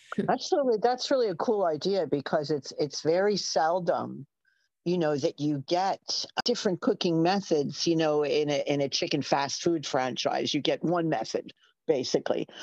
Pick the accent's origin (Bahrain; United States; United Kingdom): United States; New York; accent: New York; from my unerasable accent, you can tell I'm a New Yorker